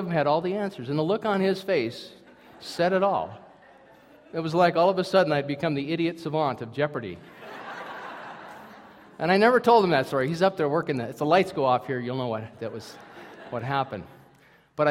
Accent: Minnesota, United States; I'm from Minnesota

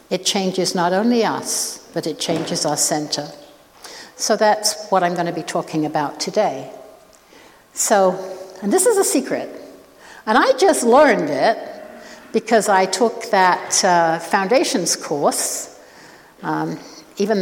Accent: Oxford, South East England, United Kingdom; also born or lived in Saskatoon; now in Canada; I was born in Oxford. I still feel that that is my home

